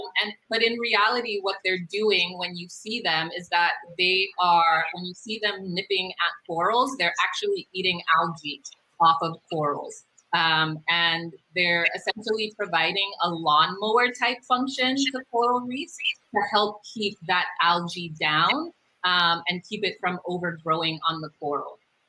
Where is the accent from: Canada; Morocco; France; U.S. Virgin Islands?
U.S. Virgin Islands; Originally, I'm from the Virgin Islands.